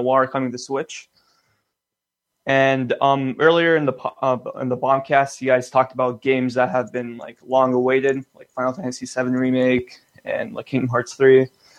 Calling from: Toronto, Ontario, Canada; from Toronto.

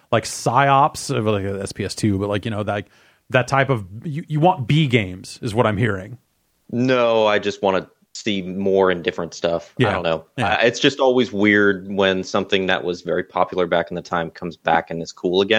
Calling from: Seattle, Washington, United States; from Seattle.

